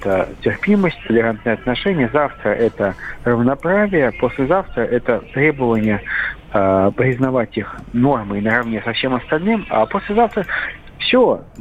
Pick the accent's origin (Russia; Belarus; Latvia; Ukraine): Russia; Saint Petersburg; Вот я хоть из Петербурга, у нас «Зенит», все понятно, «Зенит», «СК» и «Йокерит».